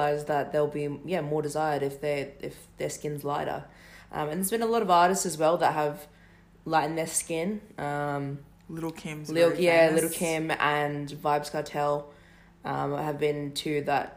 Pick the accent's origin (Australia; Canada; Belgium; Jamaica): Australia; also born or lived in Western Sydney; Australian-raised Melanesian and Polynesian